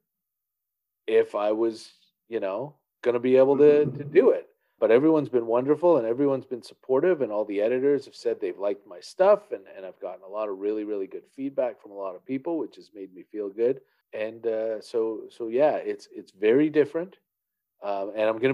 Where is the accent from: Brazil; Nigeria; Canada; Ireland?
Canada; as a Canadian who has no profile in the United States